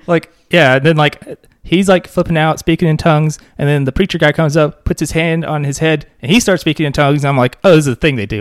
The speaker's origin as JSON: {"language": "English", "area": "Pulaski County", "region": "Arkansas", "country": "United States", "tie": "born or raised there", "said": "I grew up in Pulaski County"}